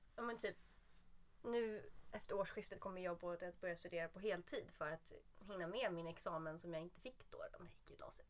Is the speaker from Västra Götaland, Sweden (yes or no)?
no; south of Södermalm, Stockholm County, Sweden; man är ju uppvuxen söder om söder